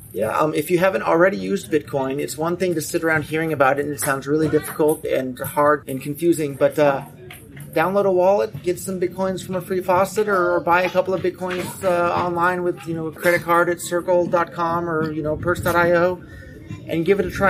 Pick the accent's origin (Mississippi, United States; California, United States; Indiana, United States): California, United States; Silicon Valley; I was born and raised in Silicon Valley